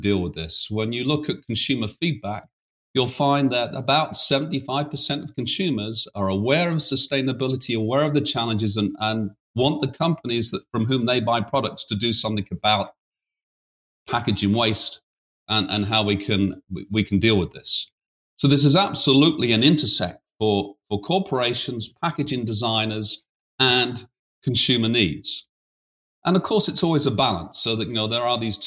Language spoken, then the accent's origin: English; United Kingdom; accent: British; now in United States; as you can tell from my accent, I'm a Brit.